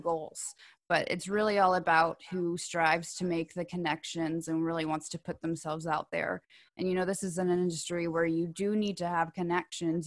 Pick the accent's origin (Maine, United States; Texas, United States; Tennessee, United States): Tennessee, United States; Knoxville; also born or lived in Alabama; now in Nashville, United States; I was born in Alabama, and I grew up in Knoxville.